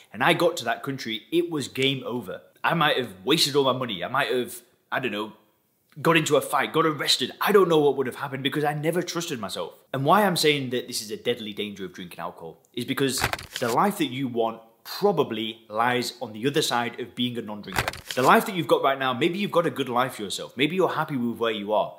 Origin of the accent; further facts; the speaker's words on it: Lancashire, North West England, United Kingdom; moved away as an adult; also born or lived in Thailand; now in Dubai, United Arab Emirates; I've actually been living outside of England, where I'm originally from. People ask me all the time, where's my accent from? I actually come from Lancashire in the northwest of England